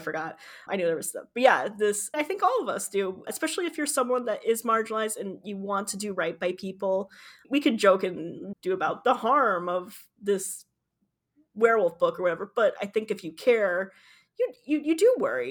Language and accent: English; Michigan, United States; born or raised there